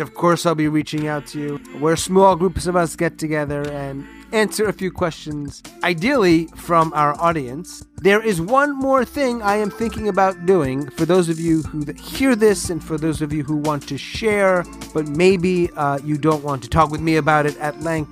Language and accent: English; New York, United States; I'm from New York